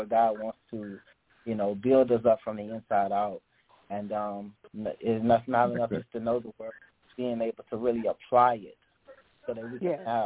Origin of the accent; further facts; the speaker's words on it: Lake Charles, Louisiana, United States; I'm from Lake Charles, Louisiana